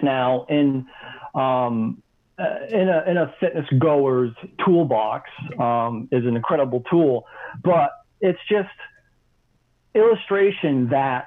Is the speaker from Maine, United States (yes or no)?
yes; Maine, United States; moved away as an adult; also born or lived in Southwest Florida / Salt Lake City; I was born. I grew up in Maine. I left Maine right after high school.